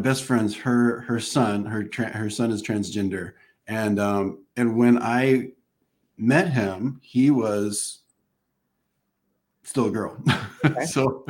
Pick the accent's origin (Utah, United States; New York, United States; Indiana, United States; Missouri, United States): Indiana, United States; Southern; also born or lived in Los Angeles area, California; now in Los Angeles, United States; I'm a Midwestern boy from Southern Indiana, growing up in the Bible Belt, in the 80s